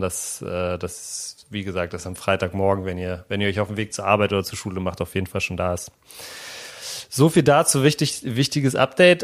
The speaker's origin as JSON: {"language": "German", "region": "Berlin", "country": "Germany", "tie": "born or raised there", "said": "praktisch 500 Meter von da, wo ich aufgewachsen bin, entfernt"}